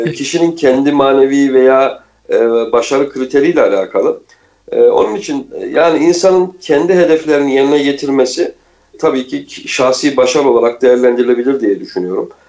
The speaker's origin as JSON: {"language": "Turkish", "region": "Kayseri Province", "country": "Turkey", "tie": "born or raised there", "also_born_or_lived": "Istanbul", "moved": "as an adult", "said": "ben Kayseri'de doğdum büyüdüm uzun yıllar İstanbul'da yaşamış olmama rağmen"}